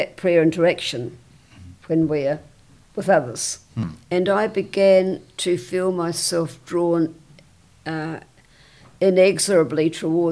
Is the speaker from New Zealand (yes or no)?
yes; Wellington, New Zealand; I was born in Wellington in 1929